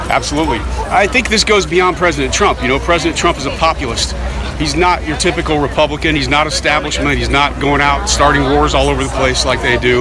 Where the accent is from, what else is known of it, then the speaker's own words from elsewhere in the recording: Indiana, United States; I'm from Indiana